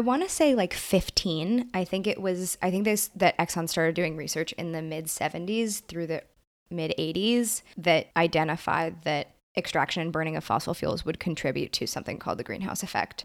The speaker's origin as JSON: {"language": "English", "town": "New York City", "region": "New York", "country": "United States", "said": "I'm from Brooklyn, New York"}